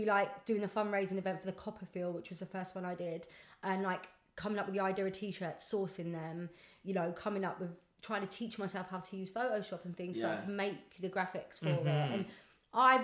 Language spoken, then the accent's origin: English; London, United Kingdom; I'm actually a Southwest London girl, but Southwest. I live up in East London.